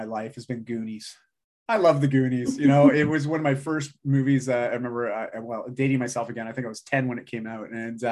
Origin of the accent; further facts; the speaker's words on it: Canada; I'm Canadian.